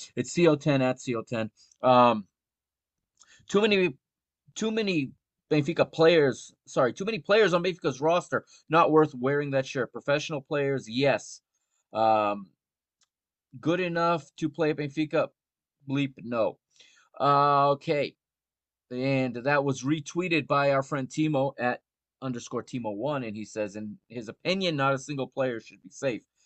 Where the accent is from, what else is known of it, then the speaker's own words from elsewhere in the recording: United States; I grew up here in the United States watching football